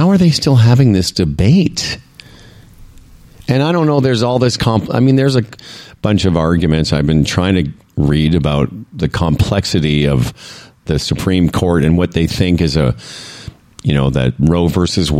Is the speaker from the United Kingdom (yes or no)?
no; Canada; we're Canadian